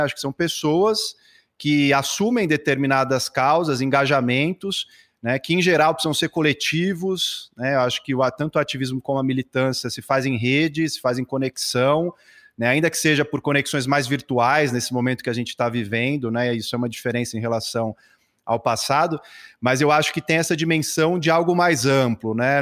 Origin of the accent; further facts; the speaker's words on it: São Paulo, Brazil; sou nascido aqui em São Paulo